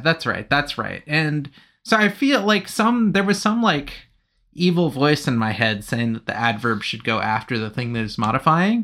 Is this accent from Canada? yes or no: no; United Kingdom; I'm British